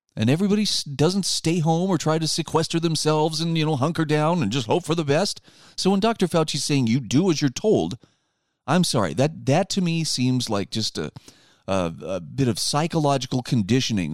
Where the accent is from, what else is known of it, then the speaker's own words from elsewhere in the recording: Utah, United States; in my home state of Utah